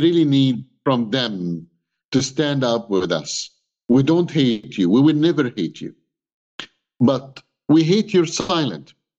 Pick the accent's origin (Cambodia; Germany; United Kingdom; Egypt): Egypt; English is a second language; now in Canada; I'm Egyptian. I was born in Egypt.